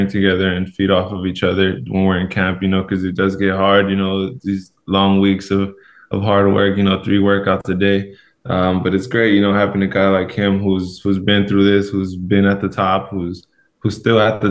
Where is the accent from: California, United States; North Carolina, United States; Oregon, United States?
California, United States; Los Angeles; moved away as an adult; now in Seattle, United States; I grew up in Los Angeles, California, and now I've moved to Seattle, Washington.